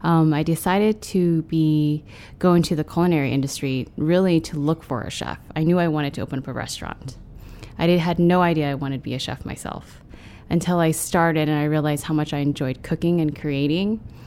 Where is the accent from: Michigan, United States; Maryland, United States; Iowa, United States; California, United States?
California, United States; San Francisco; born there; My parents are, they came here to the States during the Vietnam War in the late 70s, early 80s. I was born in San Francisco.